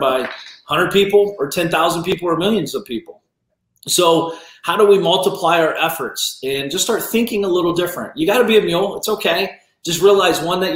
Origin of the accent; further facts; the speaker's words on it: Ohio, United States; I grew up in small town Ohio